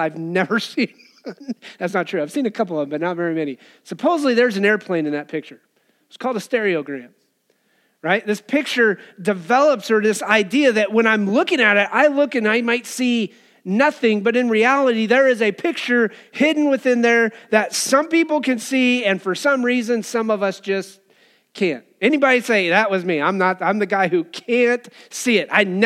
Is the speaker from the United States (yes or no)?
yes; Cheyenne, Wyoming, United States; As a teenager, I remember growing up in Wyoming and Cheyenne